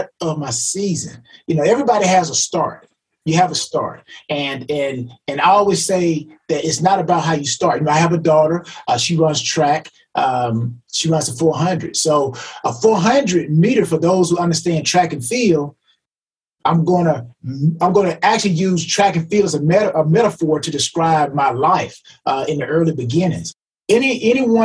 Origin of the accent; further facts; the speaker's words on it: LaGrange, United States; growing up in LaGrange